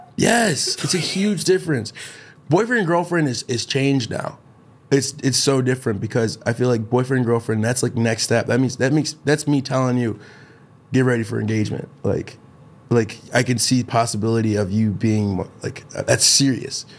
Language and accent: English; Chicago, Illinois, United States; from Chicago.